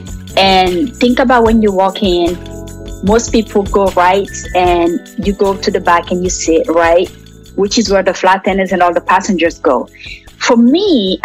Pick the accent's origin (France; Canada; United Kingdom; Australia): France; also born or lived in Guinea; now in Atlanta, United States; I am originally from Guinea, West Africa. So both of my parents are Guinean. I was raised in France. And now I live here in Atlanta, in the United States.